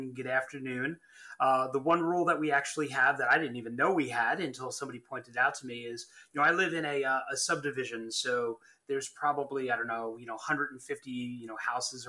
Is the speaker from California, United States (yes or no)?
no; Long Island, New York, United States; moved away as an adult; I'm from Long Island